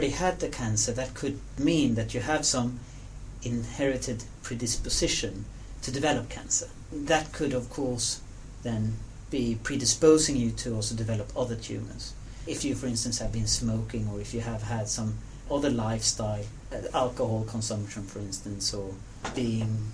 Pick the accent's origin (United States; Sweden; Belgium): Sweden; I'm from Sweden